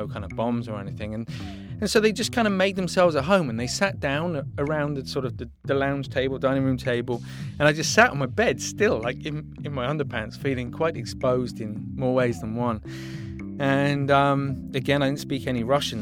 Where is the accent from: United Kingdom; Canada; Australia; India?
United Kingdom; England; moved away as an adult; now in Los Angeles, United States; we grow up with in England.